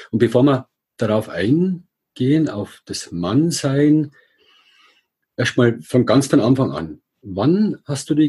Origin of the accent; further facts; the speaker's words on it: Regensburg, Bavaria, Germany; ich komme aus Regensburg